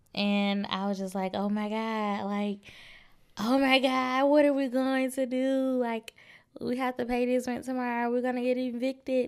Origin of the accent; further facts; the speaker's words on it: Birmingham, Alabama, United States; moved away as an adult; also born or lived in Troy, Alabama / Little Rock, Arkansas; I moved back to Birmingham two oh five Where's Live, and that is my hometown, the Magic City.